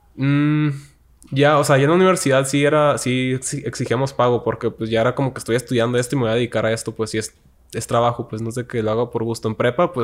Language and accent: Spanish; Tijuana, Baja California, Mexico; moved away as an adult; also born or lived in Tepic, Nayarit; now in Mexico City, Mexico; yo soy de Tijuana, nací allá y crecí allá toda mi vida